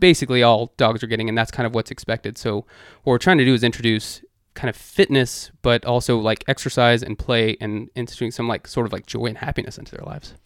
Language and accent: English; Dallas, Texas, United States; now in Washington, D.C., United States; I'm from Dallas originally